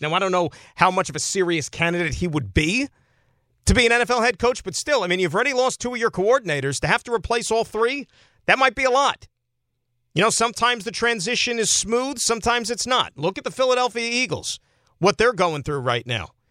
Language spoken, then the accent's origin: English; Saskatchewan, Canada; I'm from Saskatchewan. Born and raised.